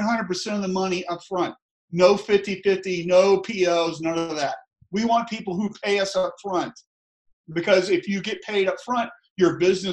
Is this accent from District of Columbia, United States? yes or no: no; Tallahassee, Florida, United States; I'm from the South. I'm from Tallahassee, Florida